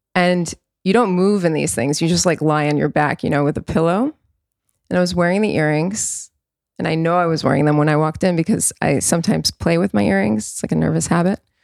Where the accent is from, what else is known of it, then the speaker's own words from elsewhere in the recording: New York, United States; I was born in New York, I was born into all